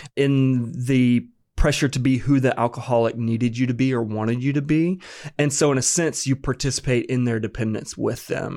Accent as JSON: {"language": "English", "town": "Apex", "region": "North Carolina", "country": "United States", "tie": "born or raised there", "said": "I'm from North Carolina, born and raised. This is home for me"}